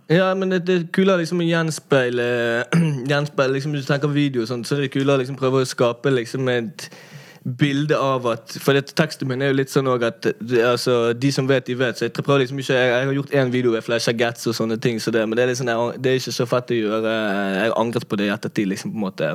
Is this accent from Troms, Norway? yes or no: no; Bergen, Vestland, Norway; jeg er jo fra Laksevåg, men jeg gikk jo altså Laksevåg